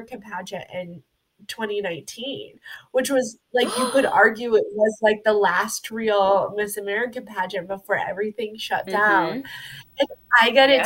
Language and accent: English; Texas, United States; now in Iowa, United States; I grew up in Texas